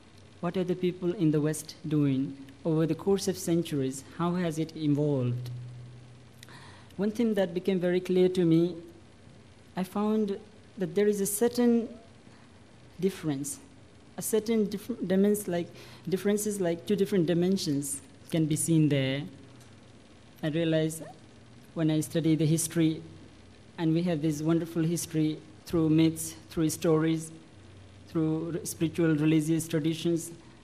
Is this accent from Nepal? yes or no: yes; Nepal; English is a second language; moved away as an adult; when I was young, growing into village of Nepal, I was born into a wonderful family